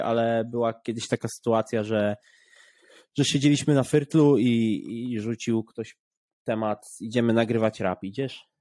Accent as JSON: {"language": "Polish", "country": "Poland", "said": "jestem z Polski"}